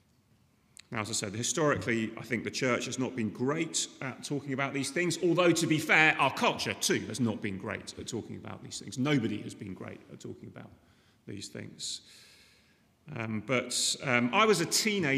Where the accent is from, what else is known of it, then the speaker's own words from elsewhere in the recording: United Kingdom; I'm British